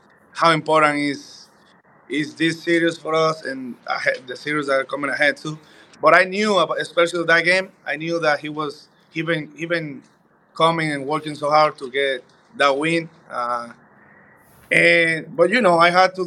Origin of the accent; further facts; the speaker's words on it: Dominican Republic; moved away as an adult; I'm Dominican, man. You know, I'm from the Caribbean, Dominican Republic. So we kind of dance. We grew up, like, dancing everywhere.